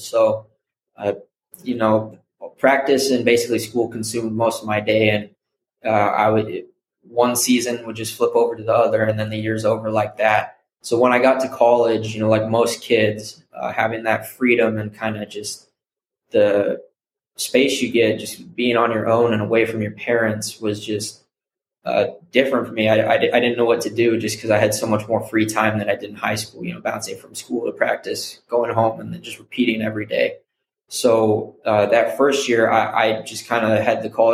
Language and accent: English; Salt Lake City, Utah, United States; moved away as an adult; also born or lived in San Francisco Bay Area; now in San Francisco, United States; I'm originally from Salt Lake City, Utah. I was born and raised there, grew up 18 years